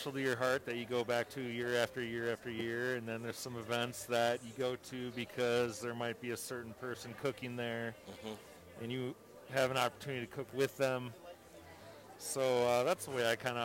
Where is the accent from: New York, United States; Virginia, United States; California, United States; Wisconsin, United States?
Wisconsin, United States; I'm from Wisconsin